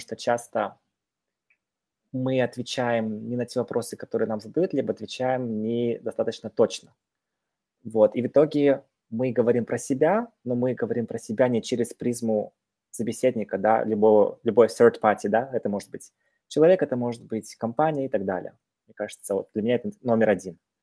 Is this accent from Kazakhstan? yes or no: yes; Petropavl, North Kazakhstan Region, Kazakhstan; moved away; я родом из Казахстана, северного Казахстана, это недалеко от Омска, России, да, город Петропавловск, казахский Козлжар